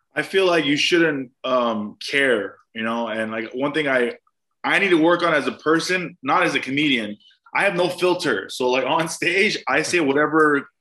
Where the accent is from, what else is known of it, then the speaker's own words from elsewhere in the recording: Glendale, California, United States; also born or lived in Mexico City, Mexico; I was raised Armenian in Glendale